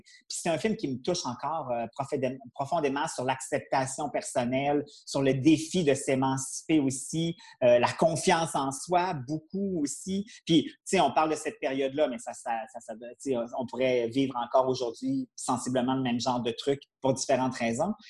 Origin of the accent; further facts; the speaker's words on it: Quebec City, Quebec, Canada; je viens de Québec, j'habitais Beauport, puis il y avait un cinéma à tous les dimanches à la salle paroissiale